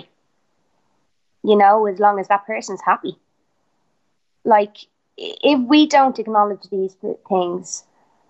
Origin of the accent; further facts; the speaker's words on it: Ireland; I'm Irish